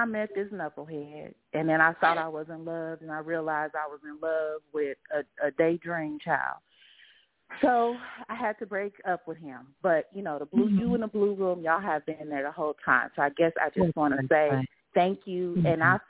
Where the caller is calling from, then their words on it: Los Angeles, California, United States; I am calling from Los Angeles, California.